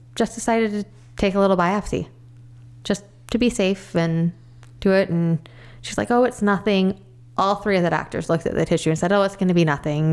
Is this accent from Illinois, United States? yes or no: yes; Crystal Lake, Illinois, United States; I grew up in Crystal Lake most of my life, pretty much thirty six years